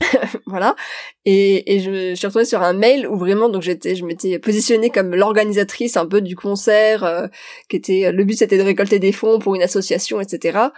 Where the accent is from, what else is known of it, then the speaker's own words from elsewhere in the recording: Metz, Grand Est, France; moved away; also born or lived in Paris; je viens de Metz. Je viens d'une famille qui est pas forcément du tout aisée